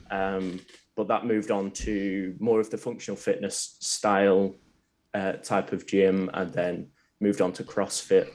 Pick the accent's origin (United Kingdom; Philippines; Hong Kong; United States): United Kingdom; Preston, North West England; a place called Preston. It's about half an hour from Manchester